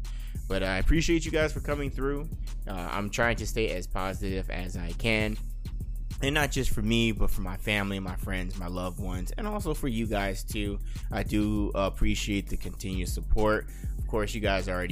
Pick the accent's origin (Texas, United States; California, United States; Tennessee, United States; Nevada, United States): Nevada, United States; Las Vegas; I am born and raised in Las Vegas, and I am living here